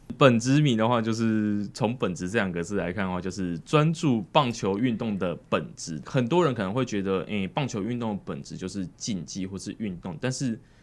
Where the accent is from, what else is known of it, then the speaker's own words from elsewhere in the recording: Tainan, Taiwan; 我是台南出生的嘛